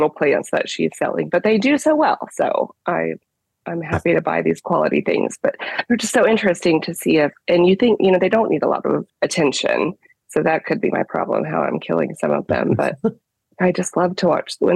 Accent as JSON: {"language": "English", "region": "Florida", "country": "United States", "tie": "born or raised there", "also_born_or_lived": "Ohio / West Virginia", "moved": "as an adult", "lives_now": "Buckhannon, United States", "said": "I grew up in Florida"}